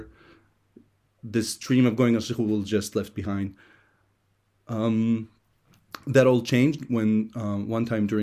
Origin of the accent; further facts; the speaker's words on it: Hashmonaim, Israel; English is a second language; moved away as an adult; also born or lived in Philadelphia, United States; I was raised in Hashmonaim. My family is strictly Israeli